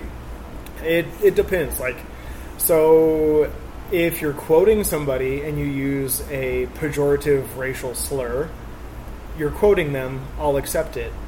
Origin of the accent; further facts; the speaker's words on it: Grass Valley, California, United States; also born or lived in Oakland, California / Alameda, California; my city that I grew up in here in Grass Valley. I, from second grade to now, I've been in Grass Valley.